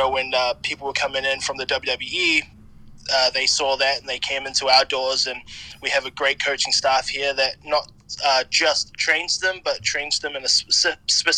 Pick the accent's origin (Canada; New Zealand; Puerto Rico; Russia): New Zealand; Whanganui, Manawatū-Whanganui; moved away as an adult; now in Austin, United States; As you can probably tell from my accent, I'm not American. I'm from a small town, New Zealand, called Wanganui, and I moved to America